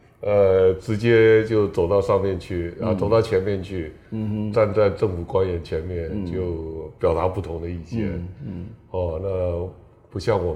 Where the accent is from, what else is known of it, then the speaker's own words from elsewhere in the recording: Yunlin County, Taiwan; 我云林人，